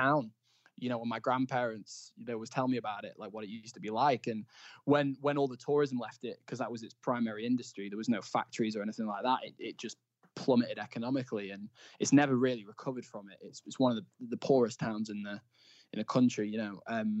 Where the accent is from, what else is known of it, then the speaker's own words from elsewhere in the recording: Blackpool, North West England, United Kingdom; But yeah, so I'm from Blackpool